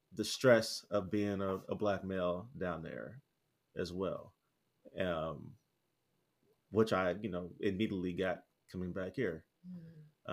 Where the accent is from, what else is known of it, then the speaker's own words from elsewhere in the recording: United States; moved away as an adult; now in Merida, Mexico; I proudly say I'm from the States